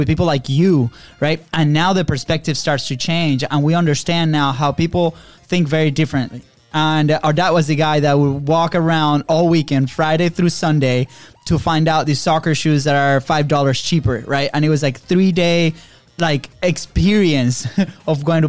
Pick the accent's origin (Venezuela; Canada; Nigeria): Venezuela; moved away as an adult; now in United States; we grew up in Venezuela. Third world country